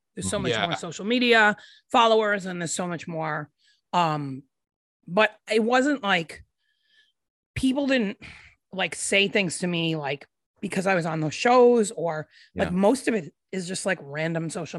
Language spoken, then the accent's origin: English; Rhode Island, United States; moved away as an adult; also born or lived in Chicago; now in Nashville, United States; I grew up in Rhode Island and I lived there until I was 22. And then I moved to Chicago and I lived there for 10 years.